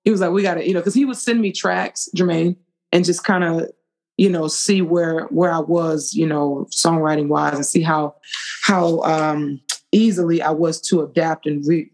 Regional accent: Atlanta, Georgia, United States; I'm from Atlanta

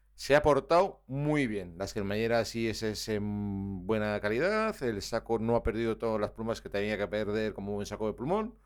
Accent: Navarre, Spain; soy navarro

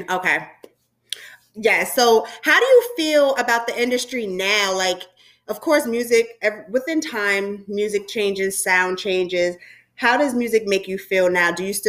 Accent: New York City, New York, United States; I'm a girl from Brooklyn, New York

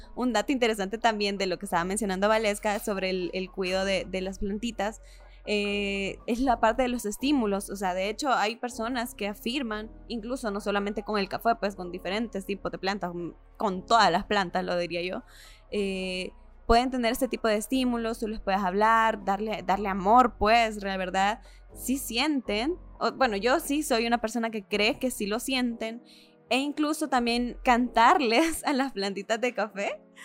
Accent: El Salvador; de nuestra cultura salvadoreña

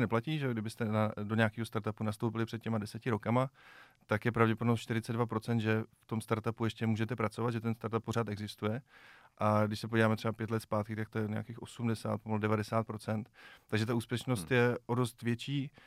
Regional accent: Czechia

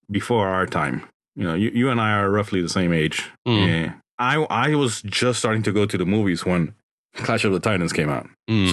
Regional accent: Honduras; moved away; I grew up in Central America, in Honduras

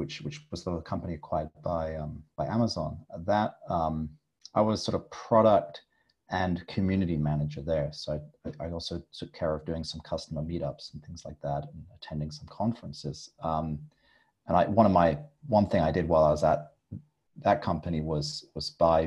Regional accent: England, United Kingdom; moved away as an adult; also born or lived in Philippines / Berlin, Germany; now in Korea; I'm English, although I haven't actually lived in England now for nearly 10 years.

